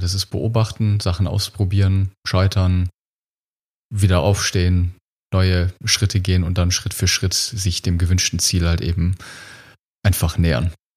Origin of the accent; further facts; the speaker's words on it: Germany; wir als Deutsche